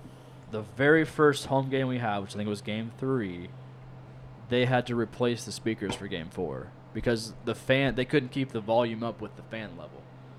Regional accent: Lancaster, Ohio, United States; I grew up in Lancaster, Ohio

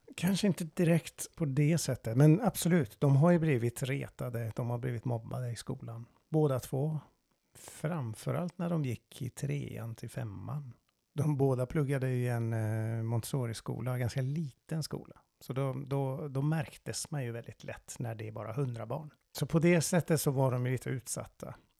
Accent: Iran; Swedish is a second language; now in Sweden; jag är iranier

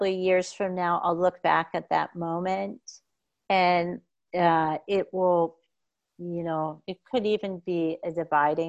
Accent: United States; moved away; also born or lived in Boston; I grew up in America during the time frame that I did.

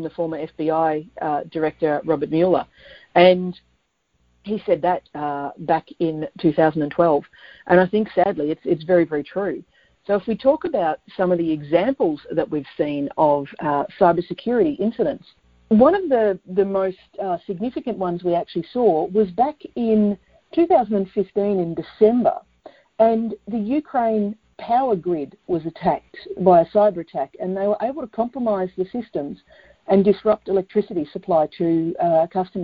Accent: Australia; also born or lived in Melbourne, Victoria; I'm in Melbourne, Australia

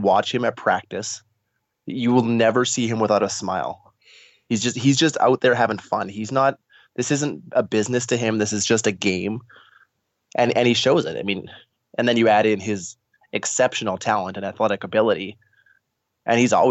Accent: Saskatchewan, Canada; years of growing up in Saskatchewan

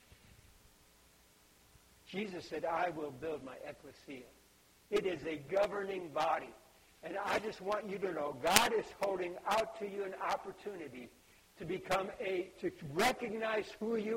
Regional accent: Budapest, Hungary; I was born in Budapest, Hungary

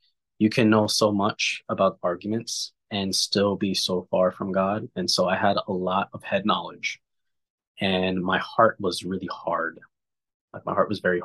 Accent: New York City, New York, United States; I grew up in New York in a very surrounded by a melting pot of many different backgrounds

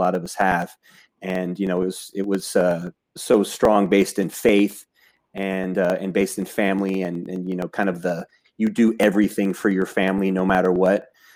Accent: Southern California, United States; I grew up in Southern California as kind of your typical Southern California kid

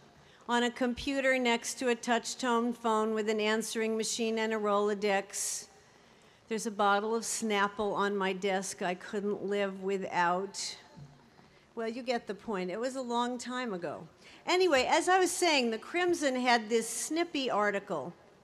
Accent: Beverly Hills, California, United States; told I had a New Jersey accent I really ought to do something about, which was a shock to me since I was from Beverly Hills, California and had never set foot in the state of New Jersey.

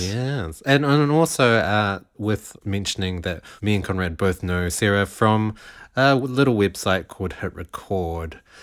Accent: New Zealand

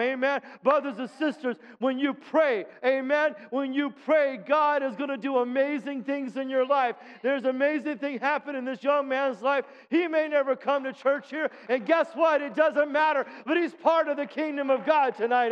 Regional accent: United States; I'm an American

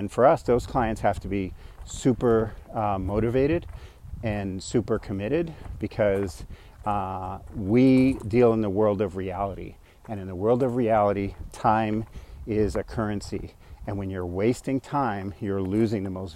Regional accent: New York, United States; also born or lived in San Francisco Bay Area, California; now in Phoenix, United States; I'm a New Yorker

